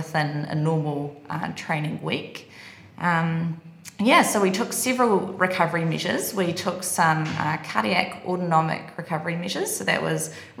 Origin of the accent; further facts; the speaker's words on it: New Zealand; moved away as an adult; Kiwi, I'm from New Zealand